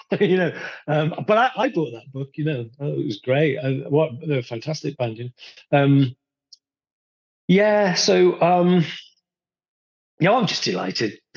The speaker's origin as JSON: {"language": "English", "town": "Rotherham", "region": "Yorkshire and the Humber", "country": "United Kingdom", "tie": "born there", "said": "I was born in 1963 in Rotherham."}